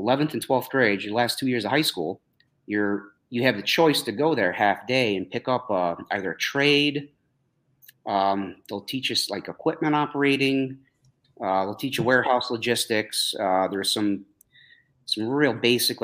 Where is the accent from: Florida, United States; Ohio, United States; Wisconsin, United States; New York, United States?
New York, United States; I grew up here a couple towns over.